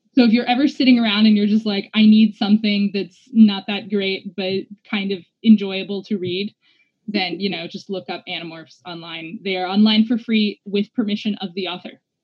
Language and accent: English; New Mexico, United States; also born or lived in Louisiana; I grew up in New Mexico, but I was born in Louisiana